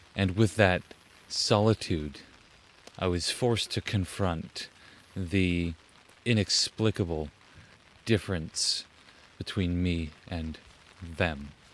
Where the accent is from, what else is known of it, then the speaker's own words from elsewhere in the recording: Huntsville, Ontario, Canada; also born or lived in Orillia, Ontario / British Columbia (ancestral homeland); I was raised in Huntsville, Ontario